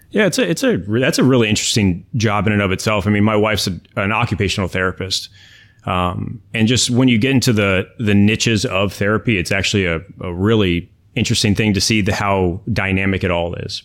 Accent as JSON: {"language": "English", "country": "United States", "tie": "born or raised there", "also_born_or_lived": "Miami, Florida", "moved": "yes", "lives_now": "Orlando, United States", "said": "I grew up actually right outside of D C. and came back down here to Florida"}